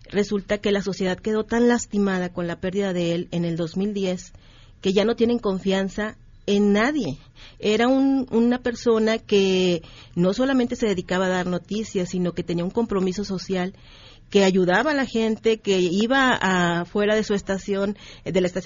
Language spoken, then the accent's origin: Spanish; Nuevo León, Mexico; moved away; also born or lived in Coahuila; Yo soy originaria de Nuevo León, pero trabajo mucho, desde hace mucho tiempo en Coahuila.